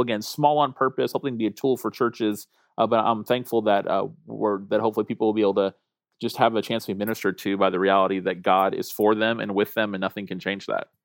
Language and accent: English; Tallahassee, Florida, United States; born or raised there